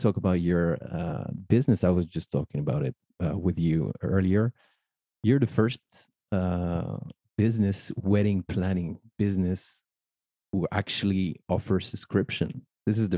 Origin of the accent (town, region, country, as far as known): Paris, Île-de-France, France; born or raised there